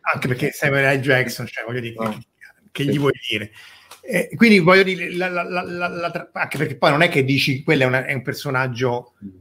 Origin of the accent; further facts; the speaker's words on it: Rome, Lazio, Italy; io sono di Roma come Verusca